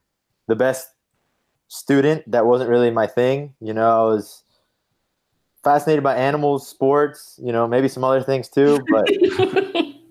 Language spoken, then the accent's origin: English; South Florida, United States; I grew up in South Florida